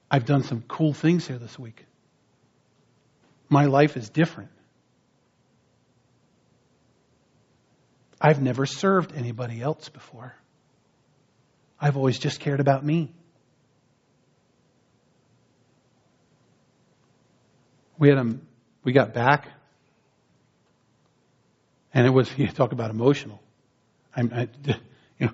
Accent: New Jersey, United States; now in San Diego, United States; I grew up back east in New Jersey

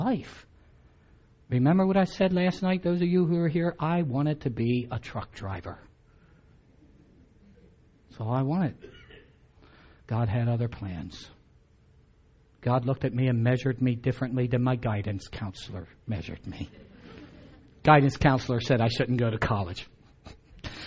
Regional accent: Delmarva Peninsula, United States; I'm from Delmarva. There's chickens everywhere there.

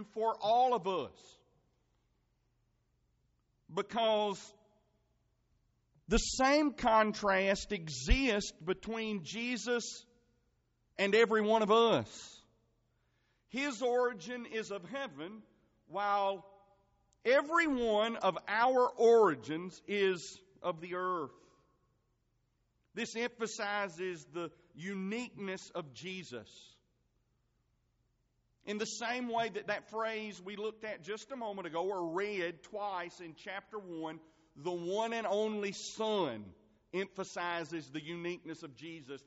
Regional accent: Marengo County, Alabama, United States; I'm from Marengo County

